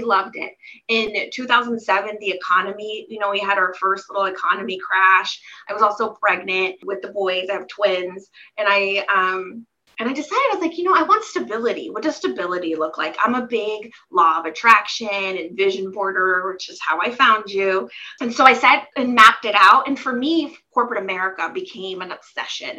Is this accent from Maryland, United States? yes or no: yes; Silver Spring, Maryland, United States; now in Portland, United States; we lived in the DC area, Silver Spring, Maryland, to be exact, is where I grew up